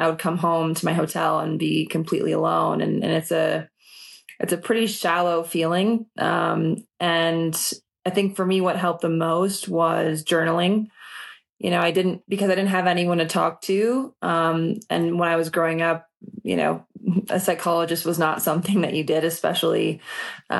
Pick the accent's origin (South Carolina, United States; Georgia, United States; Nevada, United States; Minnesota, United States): Minnesota, United States; I grew up in Minnesota and I didn't have money